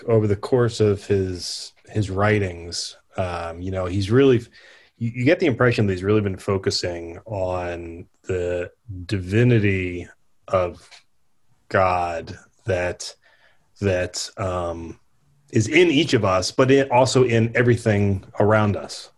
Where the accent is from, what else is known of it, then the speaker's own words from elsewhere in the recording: United States; I'm an American